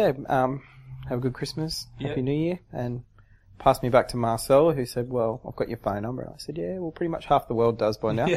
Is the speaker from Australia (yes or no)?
yes; Sydney, New South Wales, Australia; I said, Sydney.